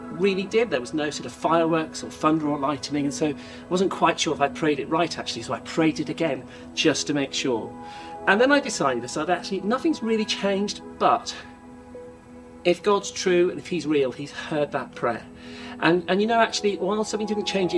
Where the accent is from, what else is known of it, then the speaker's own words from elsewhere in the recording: Norwich, East of England, United Kingdom; when I was a kid, I grew up in a place called Norwich